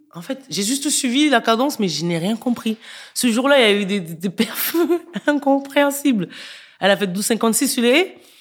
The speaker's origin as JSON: {"language": "French", "country": "Cameroon", "moved": "yes", "lives_now": "France", "said": "je viens du Cameroun."}